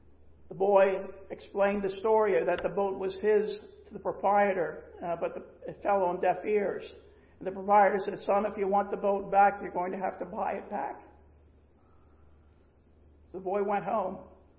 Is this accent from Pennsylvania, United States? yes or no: yes; Pennsylvania, United States; also born or lived in Florida; now in North Carolina, United States; And so we were transplants from Pennsylvania to Florida. And now we're transplants from Florida to North Carolina.